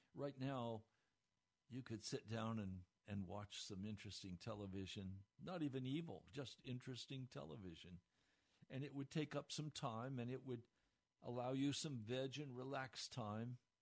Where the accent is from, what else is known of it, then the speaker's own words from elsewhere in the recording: United States; We, as American Christians, and I include myself here